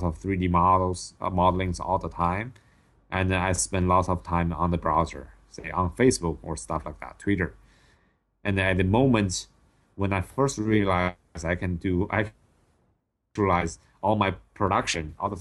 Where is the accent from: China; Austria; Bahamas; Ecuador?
China; English is a second language; moved away as an adult; also born or lived in Oxford, Ohio, United States / Los Angeles, United States; my hometown is not a big city in China, but it actually has 6 million people